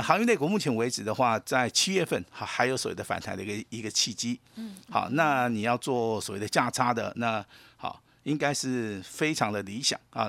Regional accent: Taiwan; 我们台湾人

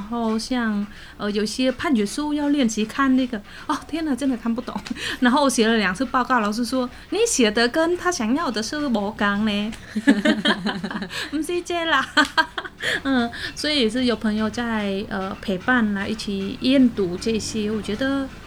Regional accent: Cambodia; Chinese is a second language; now in Taiwan; 因为柬埔寨算是佛教国家， 嗯是 然后因为我们在那边都是会跟长辈们每个节日都会一起过这样子，

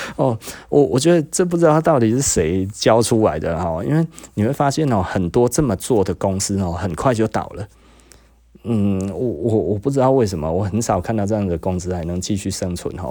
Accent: Taiwan; 我们台湾人

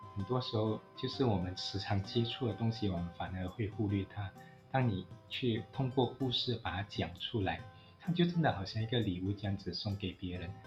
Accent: Malaysia; 我父亲来自中国，我是移民的第二代，啊，嗯，所以我们在寻求一个身份的认同的时候，就要，啊，找寻，身为马来西亚华人

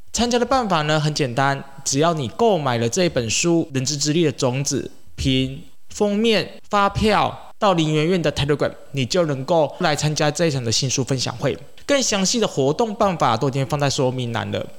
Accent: Taiwan; 像我们台湾人

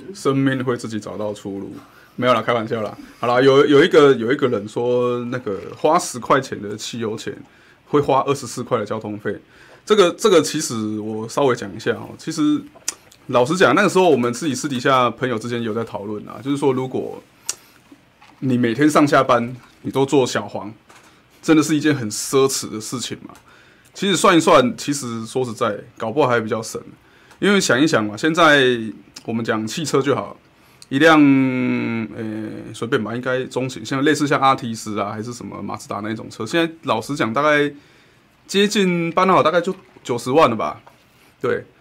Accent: Kaohsiung, Taiwan; 就是从街的这一面到对面，我们也是要骑摩托车，这就是高雄人的坚持

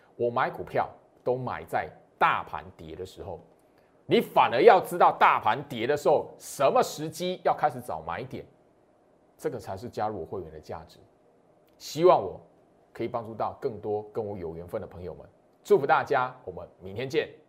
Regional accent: Taiwan; 我是台湾人

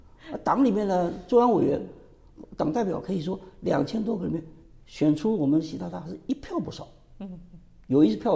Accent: Sichuan, China; 不，我我们四川人你也晓得嘛，我们赶快去看看我们在那边的地下组织在哪里。

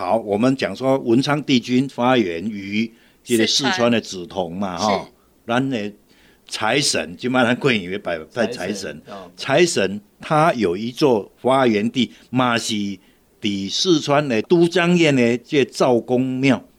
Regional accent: Taiwan; 咱台湾人讲过一句话，叫做“假贵祭拜树头”啦。

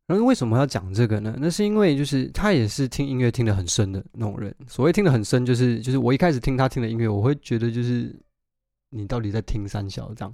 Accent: Taiwan; moved away as an adult; now in London, United Kingdom; 我在台湾长大啊

